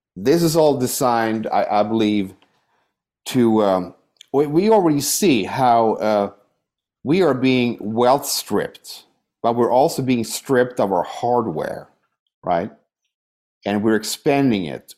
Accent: Sweden; now in United States; I'm, I'm from Sweden. That's my, you know, I have an emotional connection to Sweden. Uh, that's my soil, you know, it's, I'm Swedish

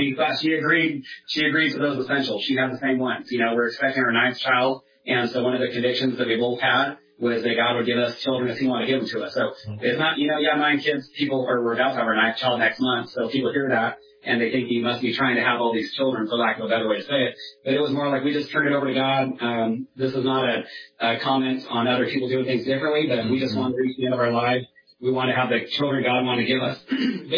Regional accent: Northern California, United States; moved away as an adult; now in Washington, United States; my wife and I grew up in Northern California together. We moved to Washington in 2010

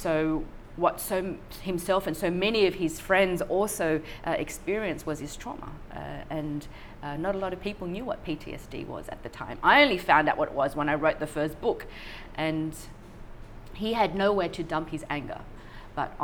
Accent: Sydney, New South Wales, Australia; born or raised there; also born or lived in Vietnam / Thailand

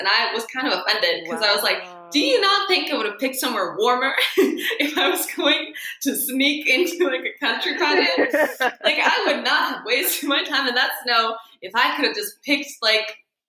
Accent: Iceland; So there were a lot of people that like if I said I was from Iceland, they would be like, oh.

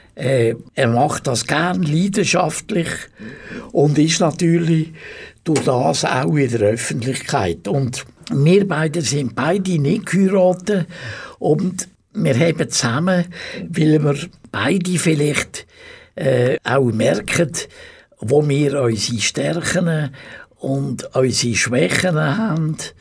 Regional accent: Rheinfelden, Aargau, Switzerland; also born or lived in Baden; Ich bin in Rheinfelden, wo ich aufgewachsen bin

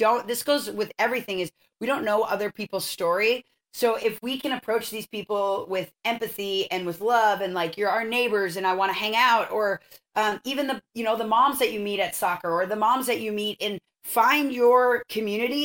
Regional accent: Minnesota, United States; moved away as an adult; now in Santa Barbara, United States; I'm from Minnesota and I lived there till I was 18

